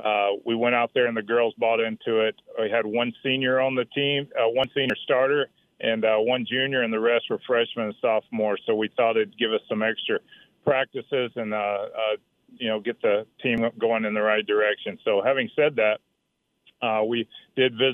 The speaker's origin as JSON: {"language": "English", "region": "Mississippi", "country": "United States", "said": "I'm from Mississippi"}